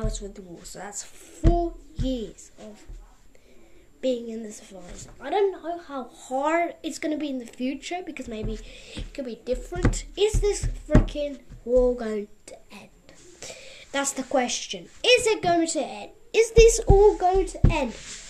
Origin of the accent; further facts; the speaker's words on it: Russia; also born or lived in Mexico; now in United States; because I'm from Russia, kind of I got to live in America. It's kind of amazing. Yes, guys, I also lived in Mexico.